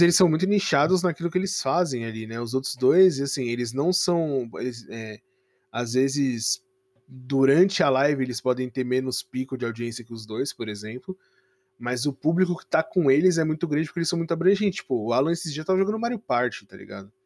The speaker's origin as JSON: {"language": "Portuguese", "region": "São Paulo", "country": "Brazil", "said": "eu sou de São Paulo"}